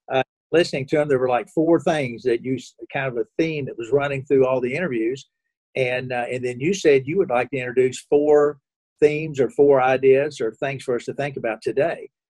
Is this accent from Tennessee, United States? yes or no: no; Kentucky, United States; now in Indianapolis, United States; I grew up in Kentucky